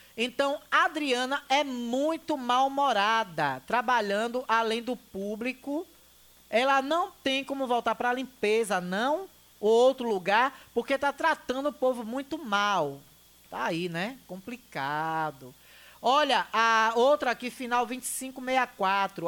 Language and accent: Portuguese; Riachão do Jacuípe, Bahia, Brazil; moved away; also born or lived in Salvador; minha cidade, de onde eu nasci, de onde eu sou, Riachão do Jacuípe